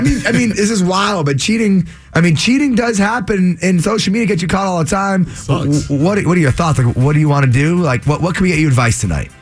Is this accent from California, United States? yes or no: no; Framingham, Massachusetts, United States; my hometown of Framingham